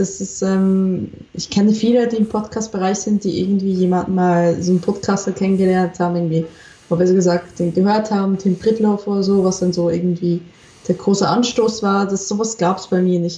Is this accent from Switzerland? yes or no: yes; Switzerland; accent: Swiss; now in Germany; meinen Schweizer Akzent.